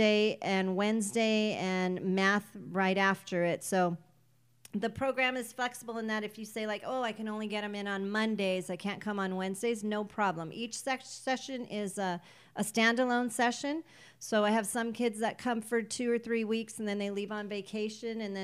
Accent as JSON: {"language": "English", "town": "Pico Rivera", "region": "California", "country": "United States", "tie": "born or raised there", "also_born_or_lived": "Whittier", "said": "Born and raised in Pico Rivera"}